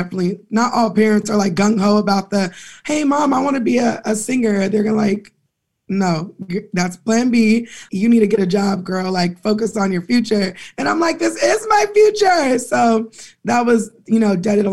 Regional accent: Pasadena, California, United States; also born or lived in Inglewood, California; Being from the West Coast, Los Angeles County, I'm from Pasadena, but I was born in Inglewood and my family is all up and through LA.

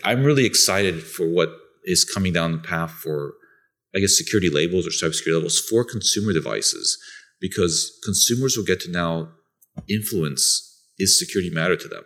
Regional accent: Bulgaria; also born or lived in Italy; now in United States; I'm originally from Bulgaria, that's in Europe

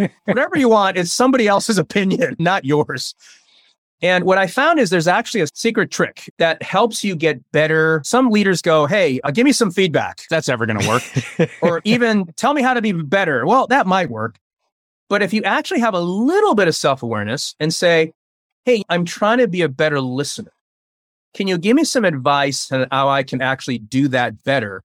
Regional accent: United States; first language Chinese; English is a second language; also born or lived in Taiwan; I was born in Taiwan, And I came to America when I was about three and a half years old

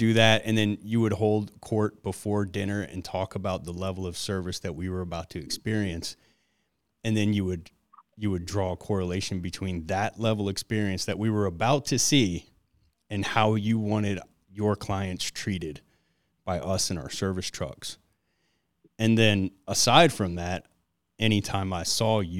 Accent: Detroit, Michigan, United States; moved away; I grew up in Detroit and barely ever left it.

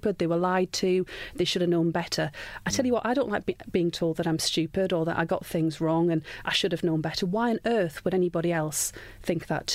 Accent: Sunderland, North East England, United Kingdom; I'm from Sunderland. I was born and brought up there

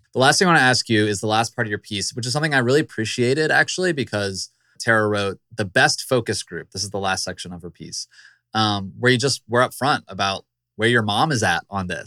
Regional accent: Virginia, United States; my home state, the Commonwealth of Virginia.

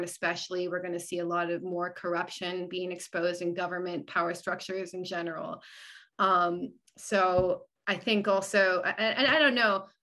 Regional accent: Canada; also born or lived in Arizona, United States; now in United States; because I live here now, I'm actually from Canada originally

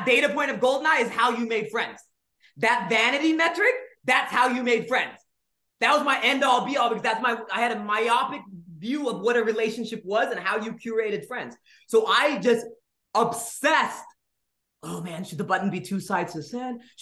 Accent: Nigeria; also born or lived in India; now in United States; I was born in India. I grew up in Nigeria. Then I came to the States

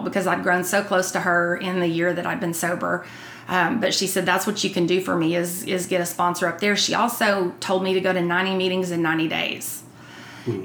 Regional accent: Texas, United States; I grew up outside of Fort Worth on Eagle Mountain Lake

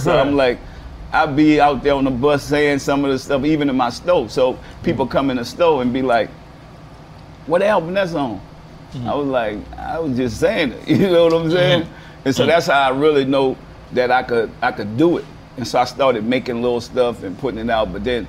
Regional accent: New Orleans, Louisiana, United States; Man, I grew up in the Galileo project.

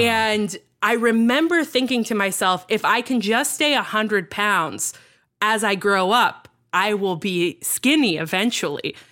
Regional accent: Virginia, United States; also born or lived in Texas; I grew up in Texas and then Virginia

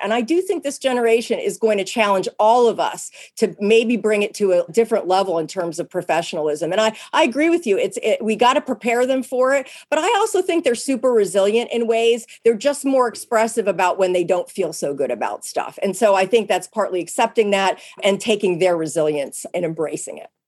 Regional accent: Pennsylvania, United States; moved away; I grew up in Pennsylvania where there are lots of blue laws

